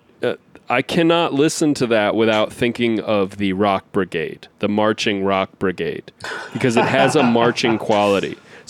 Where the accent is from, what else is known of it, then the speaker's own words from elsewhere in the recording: United States; as an American